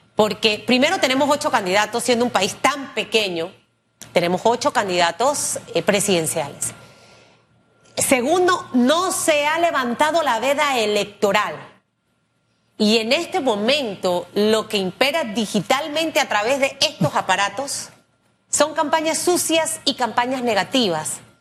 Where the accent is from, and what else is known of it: Panama